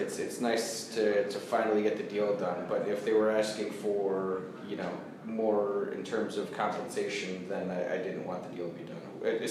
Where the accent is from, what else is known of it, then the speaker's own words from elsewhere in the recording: Boston, Massachusetts, United States; moved away; also born or lived in Chicago; I lived in Chicago. I grew up in Boston, but moved to Chicago